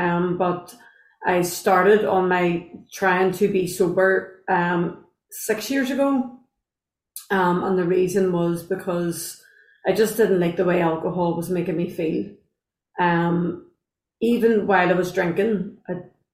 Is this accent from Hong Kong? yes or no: no; Belfast, Northern Ireland, United Kingdom; from Belfast